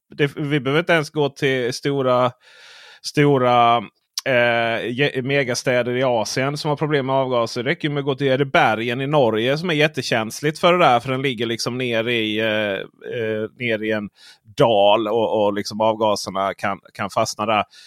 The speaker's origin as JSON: {"language": "Swedish", "region": "Skåne", "country": "Sweden", "said": "som skåning jag är"}